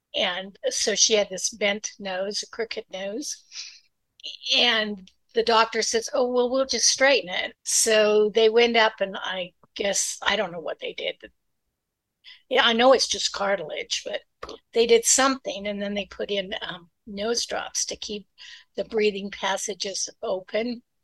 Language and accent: English; Utah, United States; moved away as an adult; also born or lived in California; I was born in Utah and grew up in Utah, one of eight children